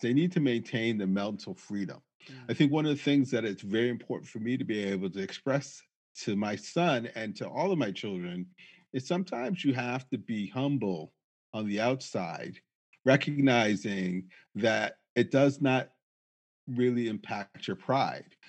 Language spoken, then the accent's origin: English; Springfield, Massachusetts, United States; now in Manchester, United States; I grew up in Springfield, Massachusetts, which was significantly more diverse than Manchester.